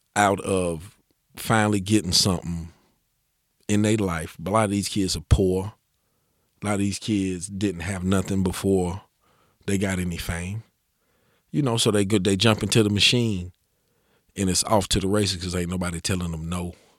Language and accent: English; Asheville, North Carolina, United States; growing up in West Asheville, there was no opportunities for me as a young man